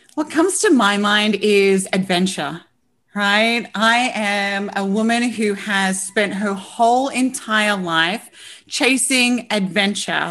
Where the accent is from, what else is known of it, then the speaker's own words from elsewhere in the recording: Australia; I'm an Aussie